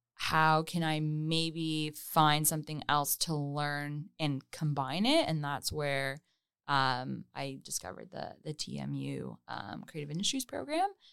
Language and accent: English; Hamilton, Ontario, Canada; moved away as an adult; now in Toronto, Canada; I was born and raised in Hamilton